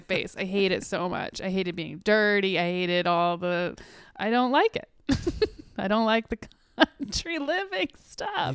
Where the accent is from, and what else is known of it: North Carolina, United States; born or raised there; also born or lived in California